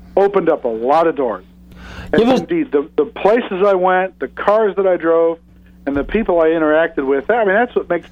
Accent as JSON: {"language": "English", "region": "Southern California", "country": "United States", "tie": "born or raised there", "said": "I am born and raised in Southern California"}